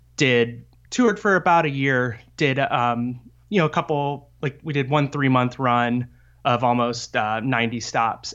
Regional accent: Fort Wayne, Indiana, United States; I grew up in Fort Wayne, Indiana

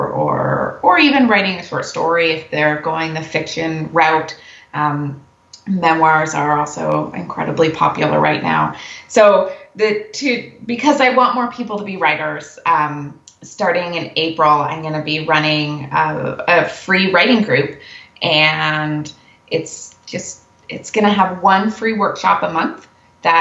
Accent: Canada; we're Canadian

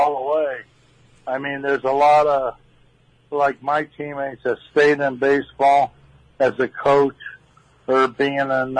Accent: Western Massachusetts, United States; born or raised there

